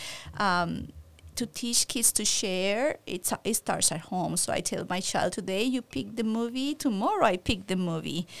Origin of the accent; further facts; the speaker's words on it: Puerto Rico; now in San Antonio, United States; I'm from Puerto Rico